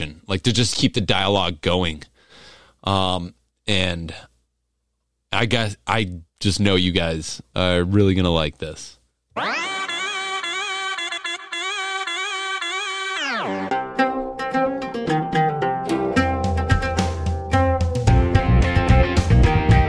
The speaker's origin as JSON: {"language": "English", "region": "Wisconsin", "country": "United States", "said": "I'm from Wisconsin"}